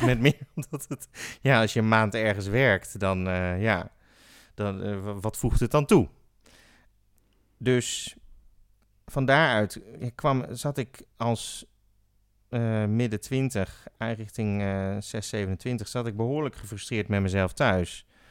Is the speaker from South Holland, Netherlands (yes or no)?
yes; The Hague, South Holland, Netherlands; Ik ben geboren in Den Haag